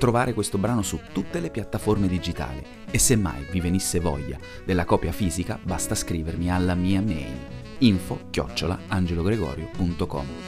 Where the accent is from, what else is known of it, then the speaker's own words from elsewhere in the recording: Italy; now in Belgium; La mia terra d'origine, l'Italia